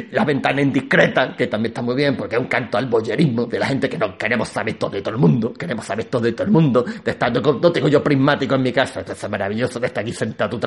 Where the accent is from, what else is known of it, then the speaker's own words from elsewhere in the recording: Gibraltar; yo soy de Gibraltar, vosotros no sabéis que yo soy de Gibraltar … soy de Gibraltar.